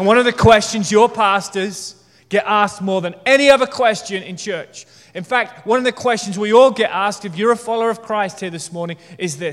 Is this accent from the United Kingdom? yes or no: yes; United Kingdom; I'm British